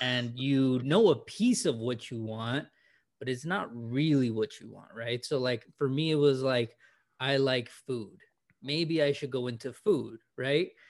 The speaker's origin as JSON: {"language": "English", "region": "California", "country": "United States", "tie": "born or raised there", "said": "born and raised in California"}